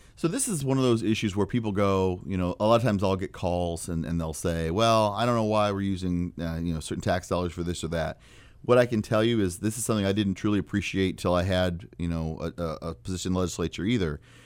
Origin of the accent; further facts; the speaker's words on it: Ford County, Illinois, United States; I'm from Ford County